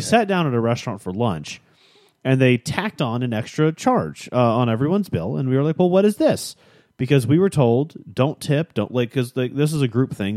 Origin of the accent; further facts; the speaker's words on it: Chicago, Illinois, United States; moved away; I grew up in Chicago